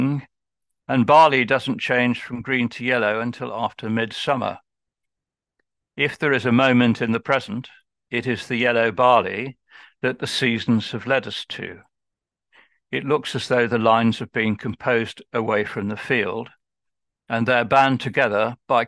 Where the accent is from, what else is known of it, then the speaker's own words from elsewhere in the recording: Birmingham, West Midlands, United Kingdom; I'm just from Birmingham